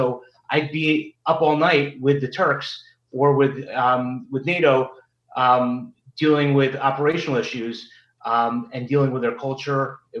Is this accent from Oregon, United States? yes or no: no; New York City, New York, United States; moved away as an adult; now in Washington, D.C., United States; coming from New York City, growing up in New York City, went to private school, then went to college, law school in New York.